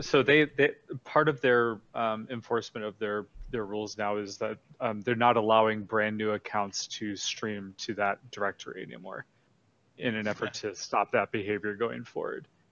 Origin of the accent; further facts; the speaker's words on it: San Francisco Bay Area, California, United States; now in Irvine, United States; my roots of the uh, San Francisco Bay Area